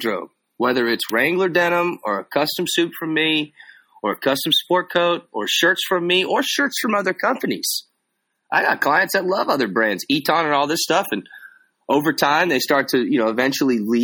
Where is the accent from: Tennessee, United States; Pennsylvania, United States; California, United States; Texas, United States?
Texas, United States; that's how I was raised down here in Texas